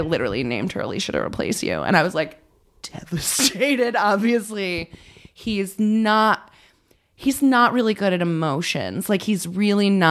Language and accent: English; New Haven, Connecticut, United States; also born or lived in Branford, Connecticut; I grew up in Connecticut.